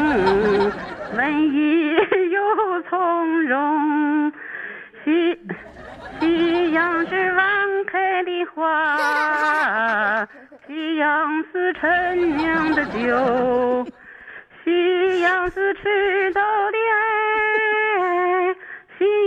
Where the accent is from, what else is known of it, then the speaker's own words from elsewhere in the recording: Dalian, Liaoning, China; 俺大连人是就是衣衣服都淤了